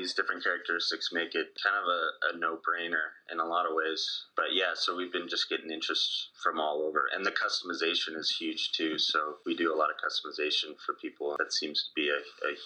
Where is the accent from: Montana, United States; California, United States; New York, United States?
Montana, United States; Whitefish; also born or lived in Boise, Idaho / Spokane, Washington; I grew up in Whitefish, Montana, a little ski town in northwestern Montana.